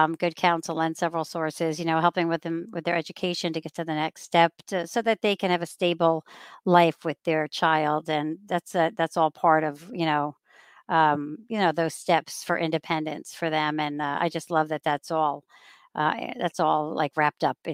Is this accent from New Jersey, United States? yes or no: yes; Wayne, New Jersey, United States; also born or lived in England; second to eighth grade, St. Anthony's, and then DePaul Catholic High School in Wayne.